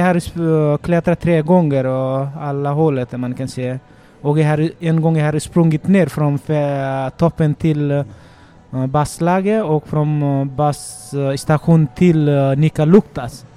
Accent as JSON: {"language": "Swedish", "country": "Nepal", "tie": "born or raised there", "second_language": "Swedish", "moved": "as an adult", "lives_now": "Sweden", "said": "Ja, jag kommer från Nepal. Det är västra Nepal och en bergområde där jag uppväxte och jag pluggade till gymnasiet i skolan där."}